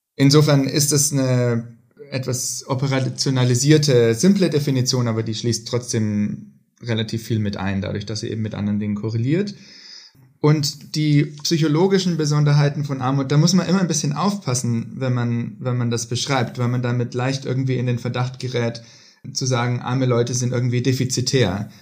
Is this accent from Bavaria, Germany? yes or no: yes; Hof, Bavaria, Germany; moved away as an adult; also born or lived in Oxford, United Kingdom / Boston, United States / Princeton, United States; now in Stockholm, Sweden; Ich komme ursprünglich aus Hof in Bayern